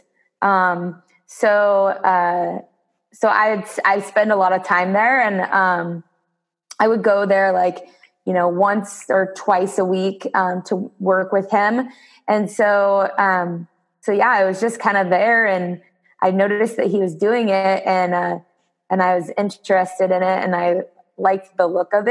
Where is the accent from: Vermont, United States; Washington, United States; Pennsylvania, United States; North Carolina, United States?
Washington, United States; now in St. Helens, Oregon, United States; I didn't grow up in Oregon. I mean, I grew up in Washington